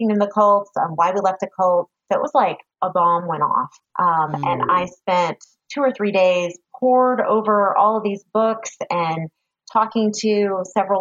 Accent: San Francisco Bay Area, California, United States; now in Roseville, United States; I grew up in the Bay Area, San Francisco Bay Area, and met my husband when we were like eighth graders

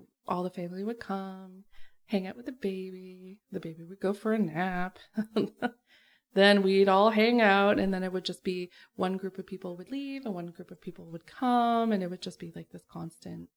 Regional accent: Keswick, Ontario, Canada; moved away as an adult; right around where I grew up.

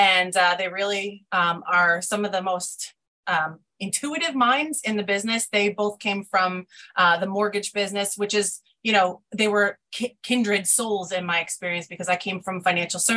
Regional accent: New York, United States; moved away as an adult; now in Pennsylvania, United States; I grew up in New York. It's been my home for forever

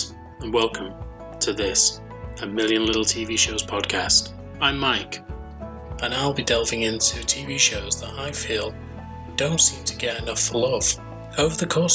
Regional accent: England, United Kingdom; being English

